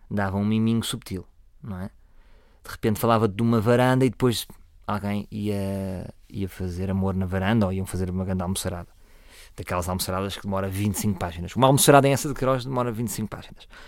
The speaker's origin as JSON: {"language": "Portuguese", "town": "Vila Nova de Gaia", "region": "Porto District", "country": "Portugal", "said": "Do Porto, não. Somos de Gaia. As pessoas não são do Porto, são de Gaia. Aqui somos de Gaia."}